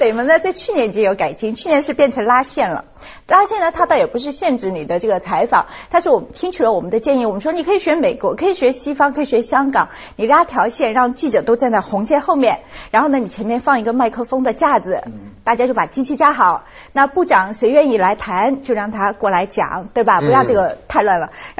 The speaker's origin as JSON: {"language": "Chinese", "country": "China", "said": "我觉得大家我们我们中国人是很喜欢人家说我们的话的，马上觉得这亲切感是增加了很多很多。"}